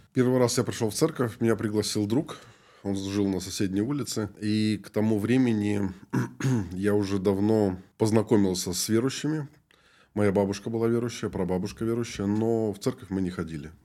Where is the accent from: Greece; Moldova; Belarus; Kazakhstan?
Moldova; moved away as an adult; also born or lived in Chukotka; now in Yekaterinburg, Russia; я вообще родом из Молдовы, родился там, и когда мне было 20 лет, я уехал на миссию